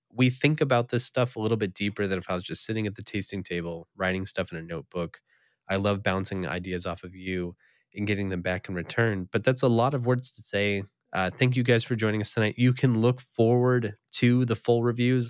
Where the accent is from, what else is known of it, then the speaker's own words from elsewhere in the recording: East Coast, United States; moved away; I did spend a number of years growing up on the East Coast